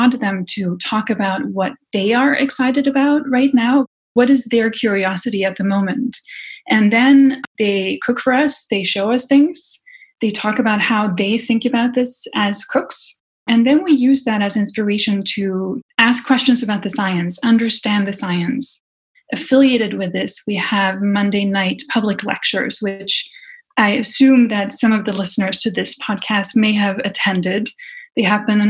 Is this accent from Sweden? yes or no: yes; Sweden; I grew up in Sweden in a family where a lot of the activities centered around food